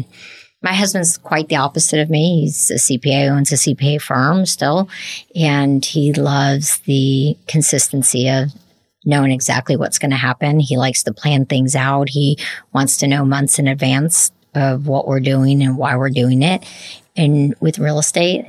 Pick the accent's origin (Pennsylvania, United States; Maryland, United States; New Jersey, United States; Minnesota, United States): New Jersey, United States; now in Lexington, United States; you can take me out of Jersey, but you can't take Jersey out of the girl